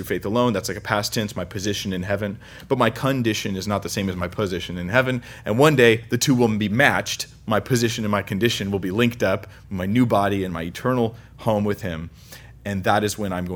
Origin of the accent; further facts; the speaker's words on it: California, United States; we're from California, so we think we have no accents